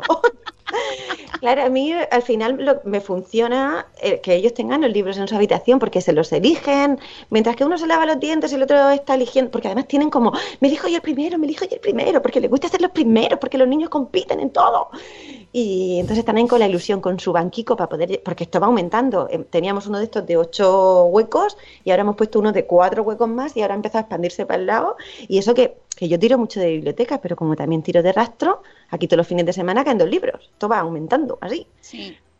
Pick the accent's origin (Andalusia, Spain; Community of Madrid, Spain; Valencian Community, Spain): Valencian Community, Spain; town at the end of the Ruta del Bakalao; moved away; yo que vivo en un pueblo, bueno, ahora no, pero mi pueblo es el final de la ruta del bacalao